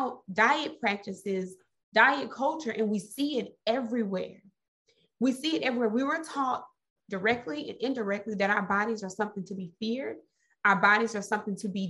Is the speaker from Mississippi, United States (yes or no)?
yes; Mississippi, United States; I'm from Mississippi